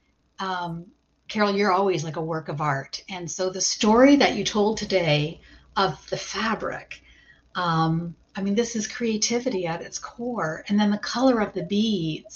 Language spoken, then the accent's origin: English; Toronto, Ontario, Canada; moved away as an adult; now in Rochester, United States; my home is Toronto, or just in that vicinity in Canada